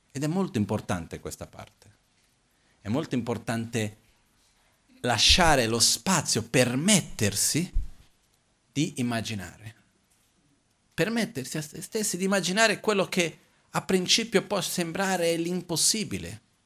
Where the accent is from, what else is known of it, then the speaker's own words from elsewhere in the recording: Brazil; essendo brasiliano